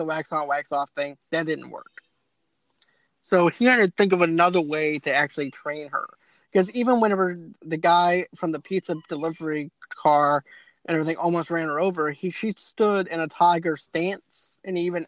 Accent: Boston, Massachusetts, United States; I'm from Boston

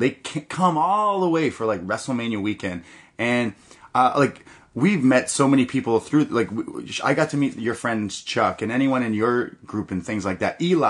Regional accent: Toronto, Ontario, Canada; We're from Toronto

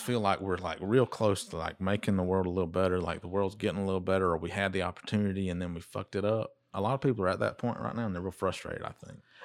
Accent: United States; we're from Dodge County

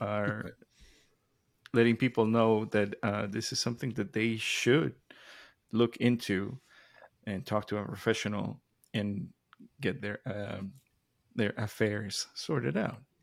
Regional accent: Mexico; moved away; growing up in Mexico

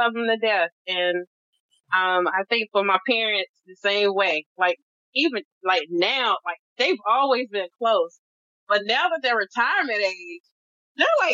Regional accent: North Carolina, United States; we're both from North Carolina

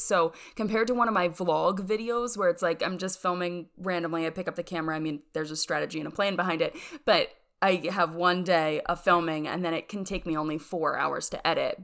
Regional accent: York, Pennsylvania, United States; moved away as an adult; also born or lived in Rochester, New York; now in Birmingham, Alabama, United States; born in York, Pennsylvania, and that's where I lived up until college

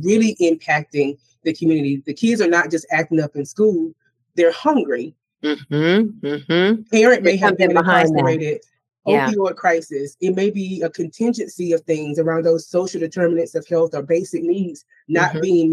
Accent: the South, United States; I'm from the South

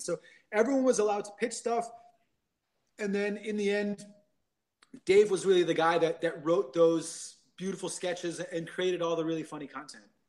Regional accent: New Jersey, United States; also born or lived in New York / China; now in Los Angeles, United States; I grew up in New Jersey

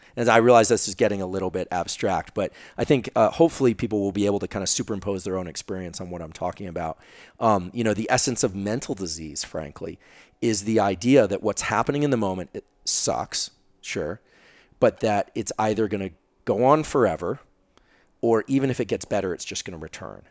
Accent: Silicon Valley, California, United States; I'm from Silicon Valley

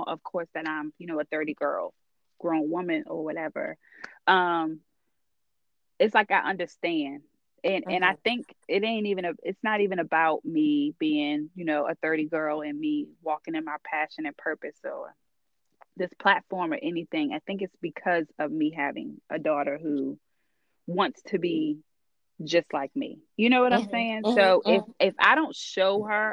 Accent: Charles County, then Calvert County, Maryland, United States; My parents, we grew up in Charles County.

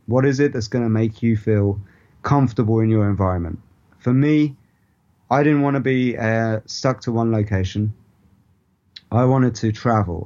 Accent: India; my ancestral roots is the part of India that I'm from

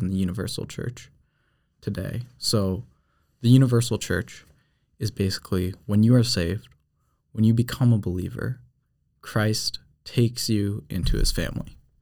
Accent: New Hampshire, United States; moved away as an adult; I'm actually from New Hampshire

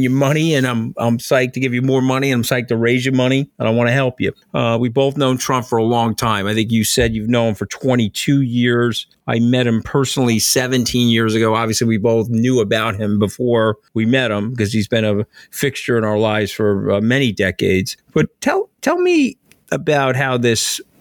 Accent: Long Island, New York, United States; I'm from Long Island

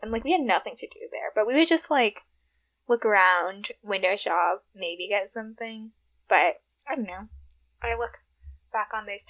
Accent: New York City, New York, United States; I grew up in Rego Park

